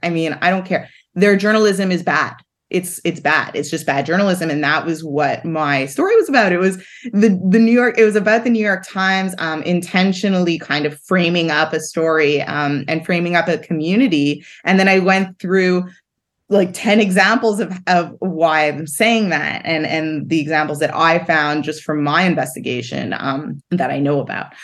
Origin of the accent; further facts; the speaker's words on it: Montreal, Quebec, Canada; I grew up in Montreal